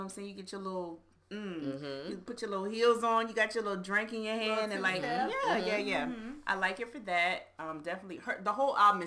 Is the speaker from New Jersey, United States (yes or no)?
yes; New Jersey, United States; moved away; I'm from Jersey. I mean, I was born and raised